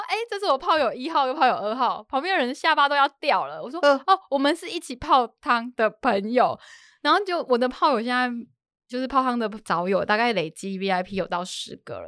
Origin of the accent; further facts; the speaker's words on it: Sichongxi, Pingtung County, Taiwan; moved away; also born or lived in Jinshan, New Taipei; 的故乡在四重溪